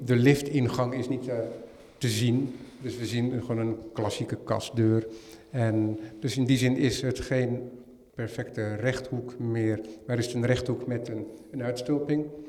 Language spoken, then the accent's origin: Dutch; Netherlands; helemaal als Nederlander